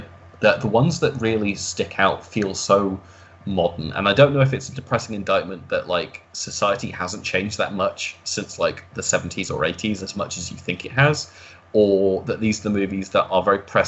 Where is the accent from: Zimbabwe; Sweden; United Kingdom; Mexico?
United Kingdom; As a Brit